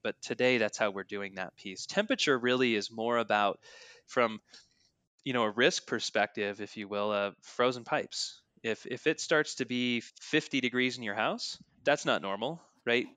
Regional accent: north of Denver, Colorado, United States; We grew up in Colorado together, north of Denver

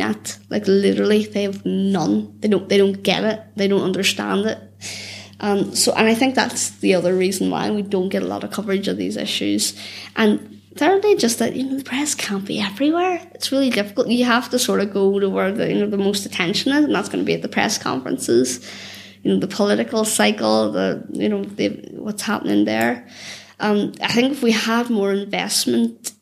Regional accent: Belfast, Northern Ireland, United Kingdom; I grew up in the Cliftonville Road in North Belfast, and I grew up there in the sort of the 90s, 2000s

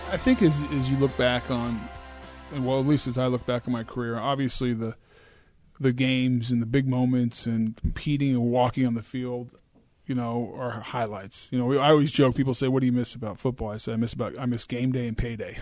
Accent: Boulder, Colorado, United States; moved away as an adult; also born or lived in California; now in Jacksonville, United States; longer than I've lived where I grew up in Boulder, Colorado

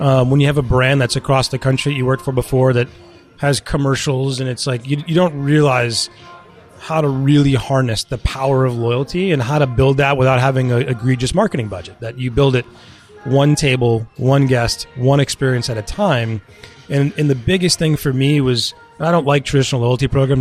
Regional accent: Westborough, Massachusetts, United States; also born or lived in London; I grew up in Westboro

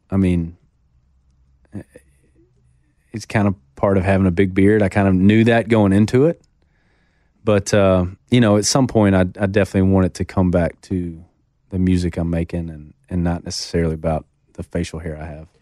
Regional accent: Shreveport, Louisiana, United States; moved away as an adult; now in Nashville, United States; gone back to my hometown of Shreveport

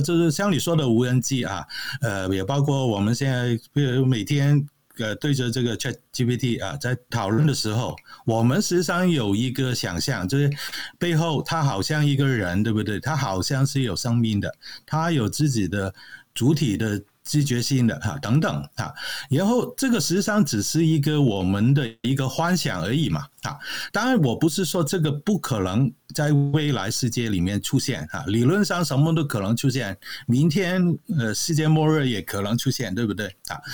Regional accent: Hong Kong; moved away as an adult; now in Canada; 我是来自香港嘛，啊，现在只是搬到加拿大去

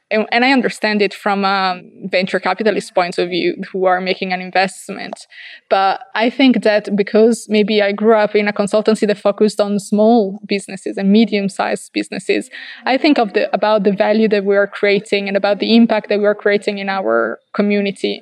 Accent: Verona, Veneto, Italy; also born or lived in Dolomites; I come from Verona, which is like an hour and a half

